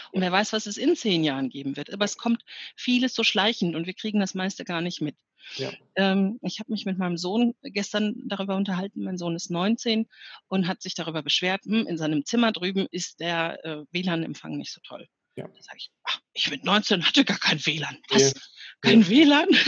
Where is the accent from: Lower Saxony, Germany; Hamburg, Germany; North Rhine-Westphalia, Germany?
North Rhine-Westphalia, Germany; Ich bin aufgewachsen im Ruhrgebiet und mein Vater war auf der Zeche und mhm.